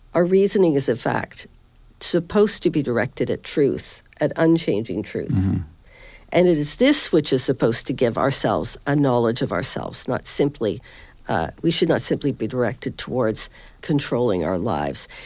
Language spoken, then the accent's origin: English; Southern Ontario, Canada; moved away as an adult; also born or lived in Halifax, Canada; now in Northern Virginia, United States; I teach at Patrick Henry College in Northern Virginia, but I'm originally from Southern Ontario